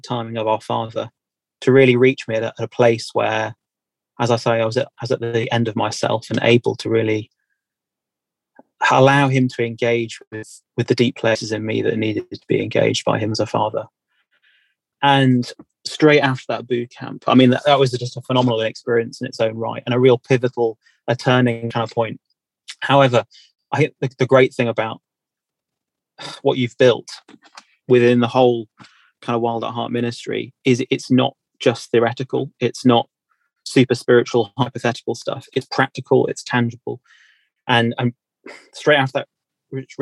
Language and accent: English; United Kingdom; I'm from Britain